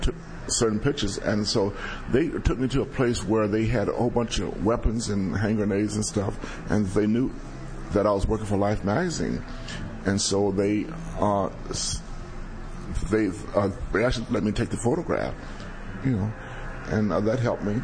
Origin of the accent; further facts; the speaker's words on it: Los Angeles, California, United States; I was from South L.A., and I knew everybody